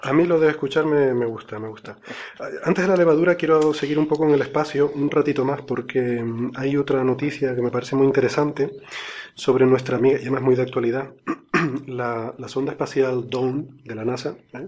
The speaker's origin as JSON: {"language": "Spanish", "region": "Canary Islands", "country": "Spain", "said": "los, los, canarios decimos Ceres"}